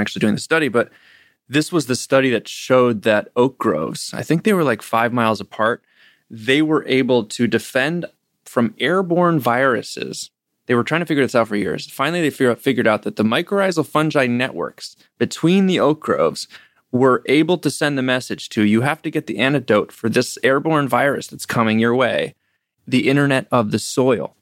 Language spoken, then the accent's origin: English; Ithaca, New York, United States; growing up in Ithaca, New York, with, where Cornell University is